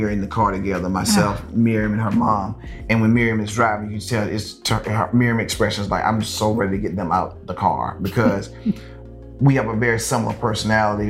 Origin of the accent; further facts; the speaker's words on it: Lynchburg, South Carolina, United States; moved away as an adult; now in Los Angeles, United States; I grew up in South Carolina, which is a Bible Belt